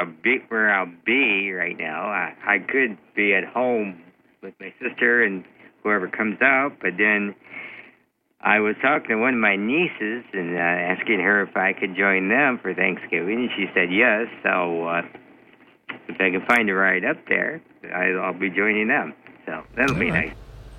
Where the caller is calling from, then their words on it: Kirkwood, Missouri, United States; from Kirkwood.